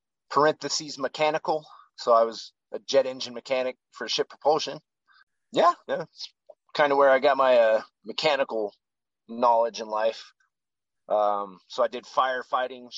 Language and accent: English; Kayenta and Page, Arizona, United States; moved away as an adult; also born or lived in Flagstaff, Arizona; I was born in Flagstaff, Arizona. Grew up in a small reservation town called Kayanta for quite a few years. And then moved to off the reservation town. It was still in the middle of nowhere called Page, Arizona